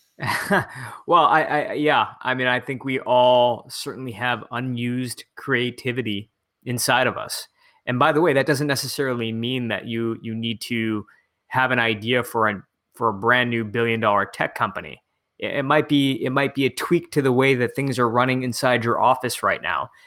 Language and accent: English; right outside of Detroit, Michigan, United States; i'm back in my hometown in michigan uh, right outside of detroit